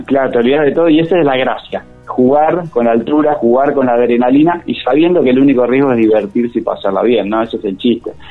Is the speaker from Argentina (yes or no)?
yes; Buenos Aires, Argentina; now in Merlo, Argentina; yo soy oriundo de Buenos Aires, hace 16 años que vivo acá